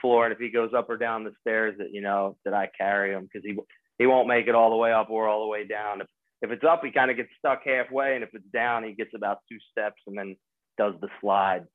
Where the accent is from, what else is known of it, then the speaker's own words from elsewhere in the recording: Springfield, Pennsylvania, United States; I'm from Springfield, Delaware County, right outside of Pennsylvania